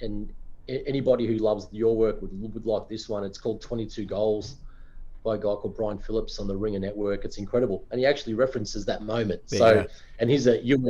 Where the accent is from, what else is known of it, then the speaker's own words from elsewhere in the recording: Australia; as an Aussie